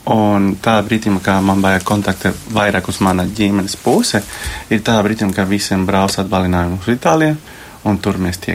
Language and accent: Latvian; Colombia; now in Latvia; Es esmu no Kolumbijas.